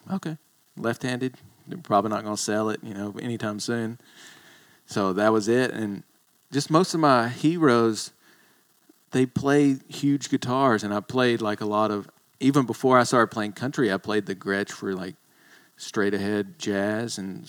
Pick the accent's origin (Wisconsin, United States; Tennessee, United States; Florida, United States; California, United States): Tennessee, United States; moved away as an adult; also born or lived in China; I was born in Tennessee.